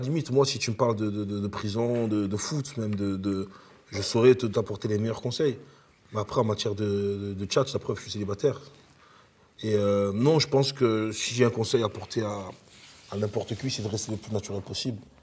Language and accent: French; Marseille, Provence-Alpes-Côte d'Azur, France; also born or lived in Italy; Je suis marseillais, euh, ayant vécu en Italie